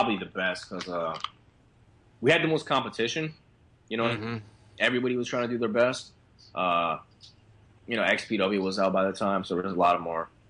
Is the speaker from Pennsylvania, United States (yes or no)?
yes; Philadelphia, Pennsylvania, United States; I'm from South Philly